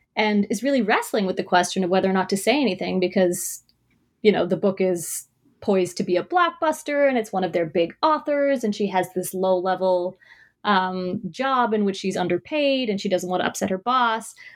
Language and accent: English; Toronto, Ontario, Canada; I was born and raised in Toronto